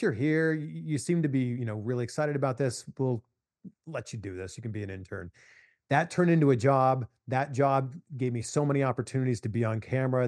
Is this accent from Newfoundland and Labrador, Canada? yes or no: no; Pickering, Ontario, Canada; me growing up just outside of Toronto. I'm from Pickering, Ontario, Canada.